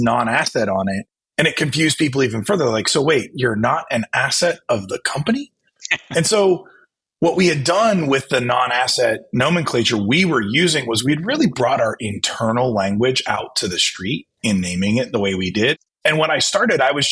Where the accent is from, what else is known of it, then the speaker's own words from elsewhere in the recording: Ohio, United States; also born or lived in Chicago; now in South Jersey, United States; growing up in Ohio and moving to Chicago